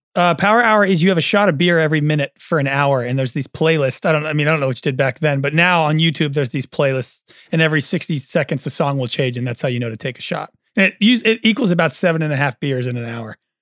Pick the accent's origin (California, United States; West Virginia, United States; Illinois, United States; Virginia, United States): California, United States; Oakland; I'm also from Oakland